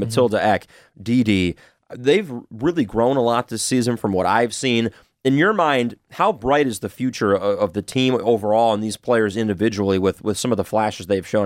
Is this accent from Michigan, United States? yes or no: yes; Saline, Michigan, United States; my hometown of beautiful Saline, Michigan.